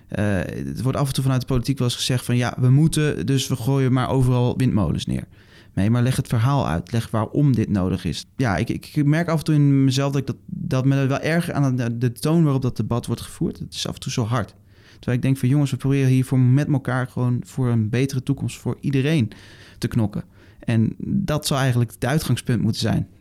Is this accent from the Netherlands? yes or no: yes; Netherlands; ons bestaan als Nederlanders